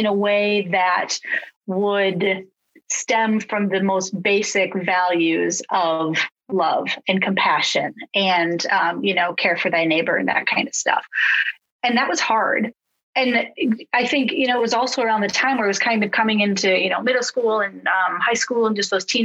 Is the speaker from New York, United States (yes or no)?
no; Traverse City, Michigan, United States; a Catholic church in my hometown of Traverse City